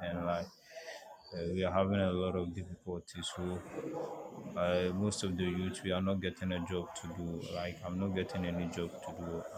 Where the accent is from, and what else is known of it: Ghana